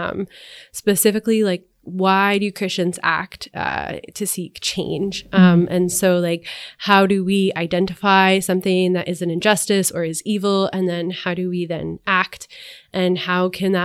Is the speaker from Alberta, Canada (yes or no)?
yes; Edmonton, Alberta, Canada; I grew up in Edmonton on the north side.